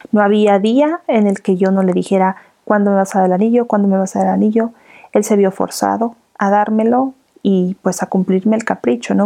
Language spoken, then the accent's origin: Spanish; Morelos, Mexico; moved away as an adult; also born or lived in Mexico City; en, Morelos, en el estado de donde yo soy